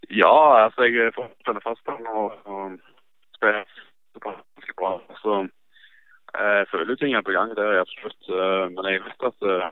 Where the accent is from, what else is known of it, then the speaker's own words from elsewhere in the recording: Stavanger, Rogaland, Norway; moved away as an adult; now in Sogndal, Norway; hjemme i Stavanger